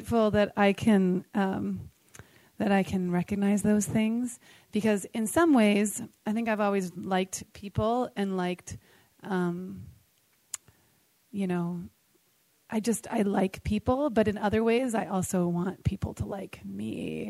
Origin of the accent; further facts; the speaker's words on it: San Francisco, California, United States; I'm from San Francisco